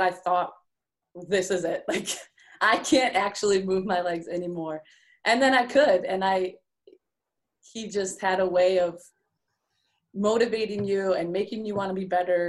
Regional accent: Rapid City, Michigan, United States; being from a small town, growing up in Rapid City, Michigan, going to Kalkaska High School

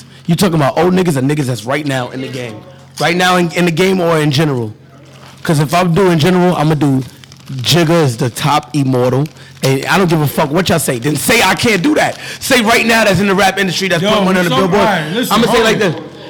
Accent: New York City, New York, United States; I never was dabbling in Flatbush growing up. I'm not going to lie to y'all. I'm from Star Right City, a little bit East New York.

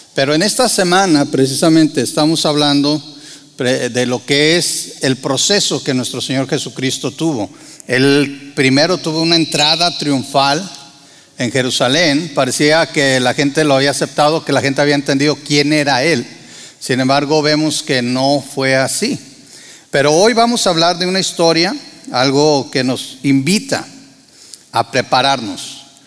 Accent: Torreón, Coahuila, Mexico; moved away as an adult; also born or lived in Monterrey / San Luis Potosí / Argentina; now in United States; Yo soy de Tierra Santa, o sea, Torreón, Coahuila

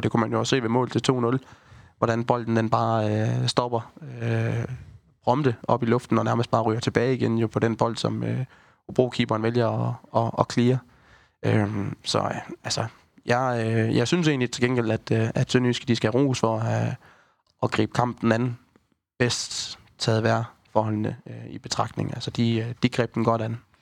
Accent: Haderslev, Southern Denmark, Denmark; man er jo født og opvokset i Haderslev

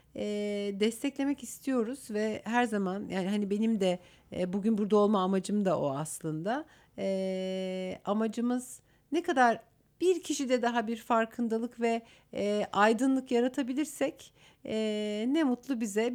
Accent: Aksaray Province, Turkey; moved away as an adult; now in Istanbul, Turkey; E, Aksaraylıyım. E, ilkokul, ortaokul ve liseyi orada okudum.

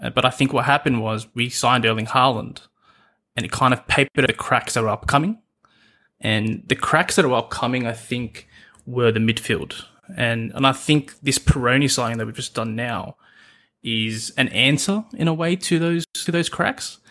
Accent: Australia; accent: Australian, Aussie; the accent you can hear is, uh, Australian

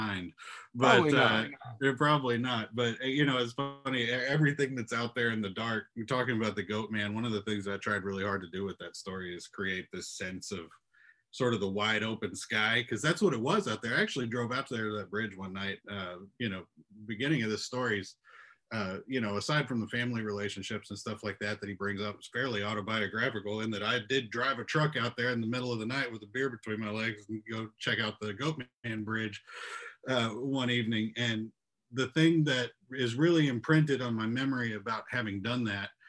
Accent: Columbus, Texas, United States; I'm from Texas. I'm actually located pretty close to Austin, Texas right now, but I grew up in a little small town just south of Houston

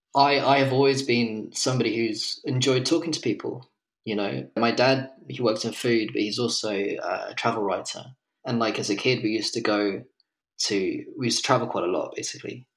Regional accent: England, United Kingdom; moved away as an adult; also born or lived in Colombia / London; now in Lisbon, Portugal; I'm an English photographer, photographic artist, I guess, living in Lisbon

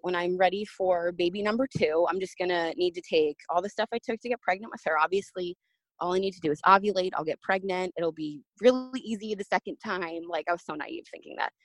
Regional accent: New Jersey, United States; moved away as an adult; now in Orlando, United States; I'm originally from New Jersey, but um, when I was almost 19, I moved down to Orlando, Florida to work at Disney World

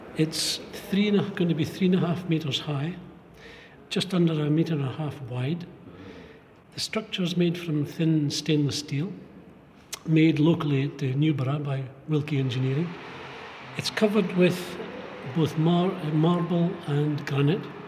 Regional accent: Fraserburgh, Scotland, United Kingdom; I was born in Fraserburgh, a little bit further north. And when I left school, I was an apprentice in a granite yard

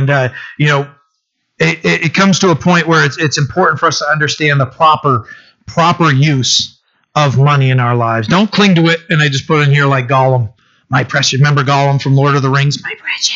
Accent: Bucksport, Maine, United States; also born or lived in Orland, Maine / Italy; the house I was born in Bucksport, my mom couldn't afford it anymore, and it got foreclosed on, so we just had to move somewhere. So we moved out to a trailer in Orland, the next town over

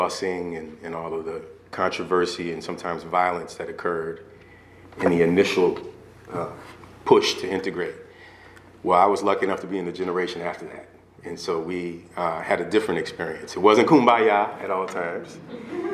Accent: New Orleans, Louisiana, United States; moved away; I'm originally from New Orleans, Louisiana

